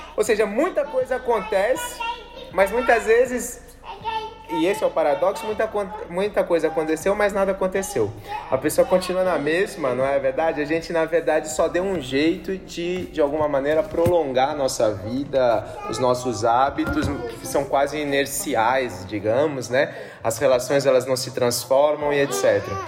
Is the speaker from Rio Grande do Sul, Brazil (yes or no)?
no; São Paulo, Brazil; moved away; Eu sou de São Paulo, tenho vários amigos lá